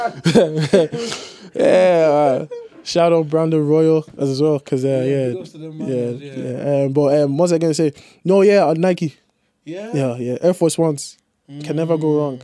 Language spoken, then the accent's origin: English; Ireland; being African, growing up in Ireland